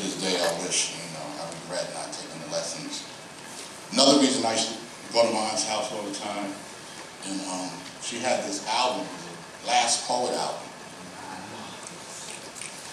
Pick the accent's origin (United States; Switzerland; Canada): United States; New York City, New York; also born or lived in Brooklyn / Bronx / Queens / Staten Island; I hail from Staten Island. We call that Shaolin Wu-Tang. But some of y'all may not know I'm a Brooklynite. You know, born in Brooklyn. But by the time I moved to Staten Island or Shaolin at the age of 10, I had already lived in the Bronx, Crown Heights, Jamaica, Queens, Bushwick